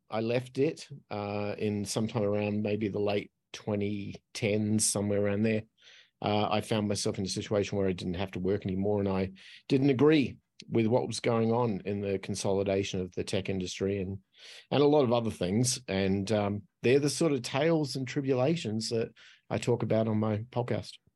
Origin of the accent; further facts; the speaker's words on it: Australia; accent: Australian; moved away as an adult; I'm Australian, so that's what the accent is. Uh, but I left there when I was twenty-five